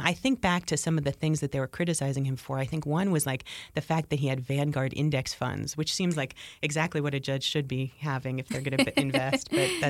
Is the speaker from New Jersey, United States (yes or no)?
yes; New Jersey, United States; as I grew up in New Jersey.